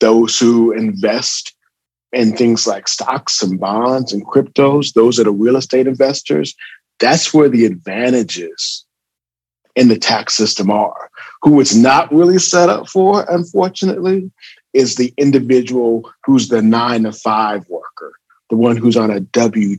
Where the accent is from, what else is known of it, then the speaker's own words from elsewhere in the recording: California, United States; moved away as an adult; also born or lived in Atlanta, Georgia; I'm from California. So born and raised, went out to Morehouse, class of 93.